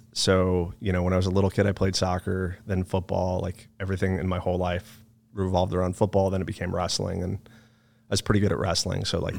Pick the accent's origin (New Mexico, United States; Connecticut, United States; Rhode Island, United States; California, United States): Connecticut, United States; Monroe; also born or lived in Chicago / Phoenix; but I was born in Chicago, moved to Phoenix, Arizona from the time I was 2 to the time I was 10. And then I lived in a town called Monroe, Connecticut from the time I was 10 to 18.